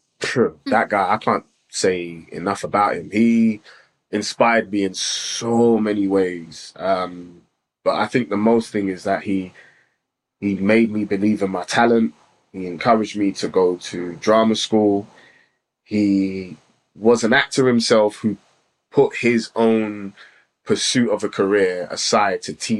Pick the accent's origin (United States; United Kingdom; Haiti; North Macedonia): United Kingdom; London; also born or lived in Islington; I was born and lived in Islington for like 4 years before I actually moved to Tottenham.